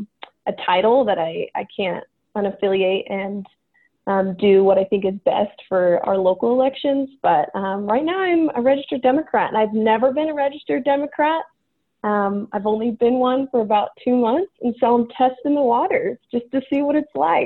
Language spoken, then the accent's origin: English; California, United States; now in Idaho, United States; Yeah, so I grew up in California, and very predominantly blue state, but I grew up in a conservative household.